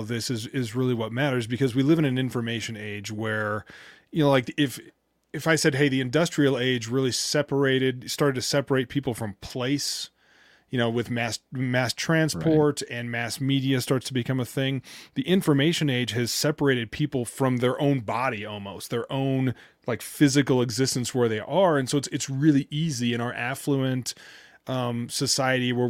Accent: United States; as an American

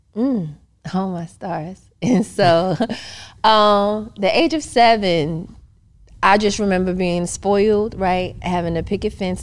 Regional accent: New York City, New York, United States; moved away as an adult; I'm originally from Queens, New York

